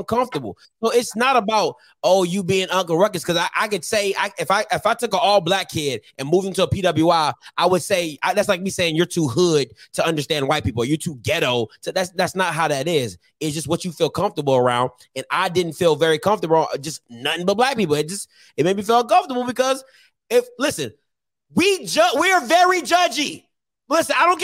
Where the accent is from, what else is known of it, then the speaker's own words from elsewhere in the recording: United States; I'm from Montgomery County, clean streets